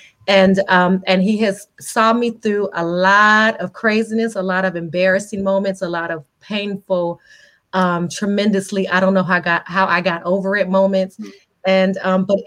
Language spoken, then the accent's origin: English; Las Vegas, Nevada, United States; I'm born and raised in Las Vegas.